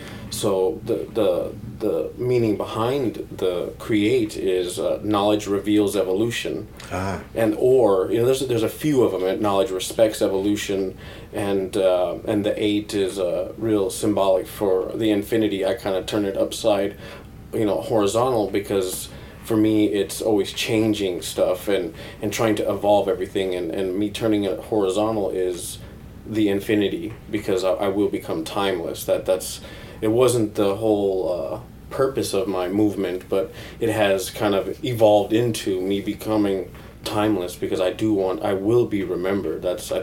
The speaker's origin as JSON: {"language": "English", "town": "Neustadt an der Aisch", "region": "Bavaria", "country": "Germany", "tie": "born there", "said": "I was born in Neustadt an der Aisch. I might be saying the name wrong because I'm kind of very Americanized at this point."}